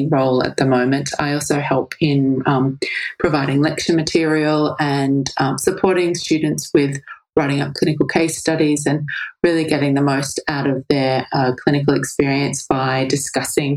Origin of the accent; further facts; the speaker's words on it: Australia; I grew up in Australia